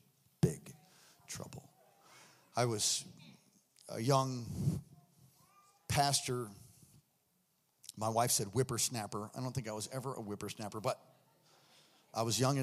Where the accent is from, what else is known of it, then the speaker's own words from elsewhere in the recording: New York, United States; moved away; I'm from New York